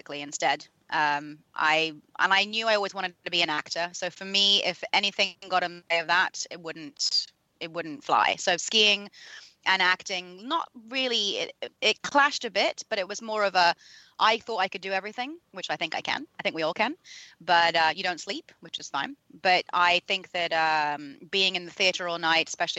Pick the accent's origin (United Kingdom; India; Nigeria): United Kingdom; London; I was born in London, so, and educated there